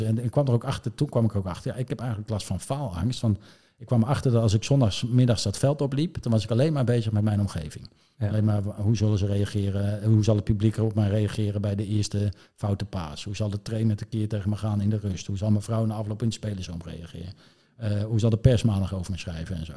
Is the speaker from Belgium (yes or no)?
no; Zeist, Utrecht, Netherlands; Ik, ik kom eigenlijk uit Zeist. Ik ben wel zwaar geboren in Utrecht, maar in Zeist.